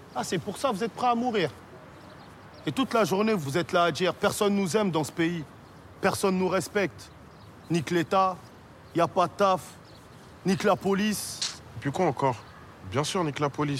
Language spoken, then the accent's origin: French; Orly, Île-de-France, France; Moi, je suis d'Orly à la base